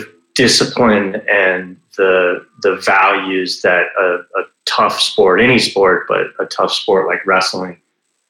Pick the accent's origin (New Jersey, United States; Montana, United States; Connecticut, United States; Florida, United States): Florida, United States; I grew up in Florida for the most part, moved around a little bit, but spent most of my time in Florida